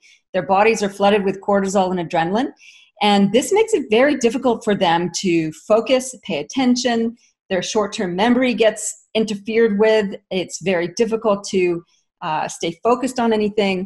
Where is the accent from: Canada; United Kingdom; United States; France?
Canada; now in Australia; I'm Canadian originally, and I've been in Australia for since 1996